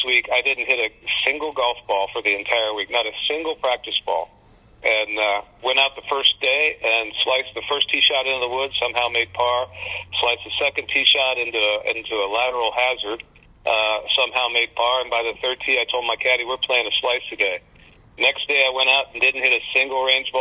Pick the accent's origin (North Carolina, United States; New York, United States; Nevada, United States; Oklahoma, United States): Nevada, United States; Las Vegas; I grew up in Vegas